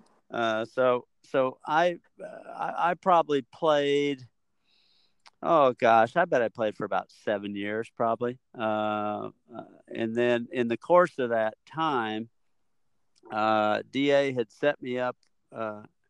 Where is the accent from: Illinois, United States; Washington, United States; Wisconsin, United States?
Illinois, United States; moved away as an adult; now in Texas, United States; I'm from Illinois